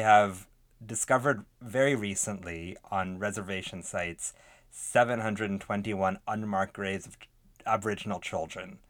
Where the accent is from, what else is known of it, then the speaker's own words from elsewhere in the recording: Canada; proud to be canadian